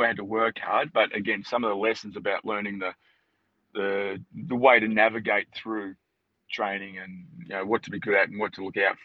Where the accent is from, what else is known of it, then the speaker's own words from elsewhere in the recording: Australia; I'm from Australia.